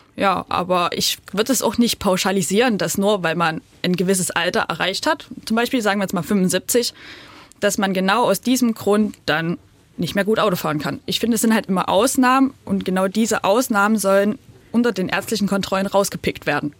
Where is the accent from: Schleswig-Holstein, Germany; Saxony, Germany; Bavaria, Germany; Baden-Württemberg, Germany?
Saxony, Germany; near Pirna; now in Pirna, Germany; ich bin auch auf ein bisschen entfernter als Pirna groß geworden